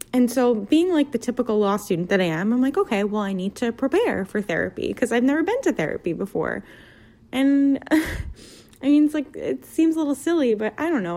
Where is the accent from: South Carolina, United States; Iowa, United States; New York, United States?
New York, United States; New York City; moved away as an adult; now in Philadelphia, United States; I'm 26. I'm from Brooklyn.